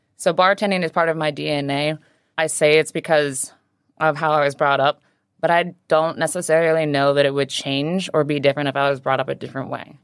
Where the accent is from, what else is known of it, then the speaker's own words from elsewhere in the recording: Pocatello, Idaho, United States; also born or lived in Maui, Hawaii / Portland; now in Hong Kong; I was born on Maui. I lived there till I was six, and then I was raised in a small town called Pocatello, Idaho